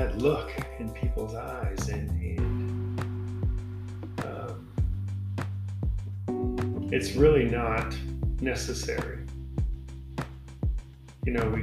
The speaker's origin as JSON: {"language": "English", "town": "Chicago", "region": "Illinois", "country": "United States", "tie": "born or raised there", "said": "I grew up in Chicago, you know, south side of Chicago in Hyde Park"}